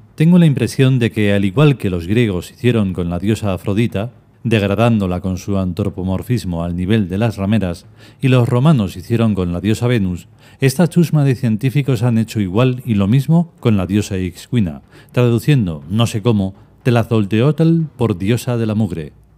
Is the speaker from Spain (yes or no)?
yes; Spain; En esta reencarnación soy español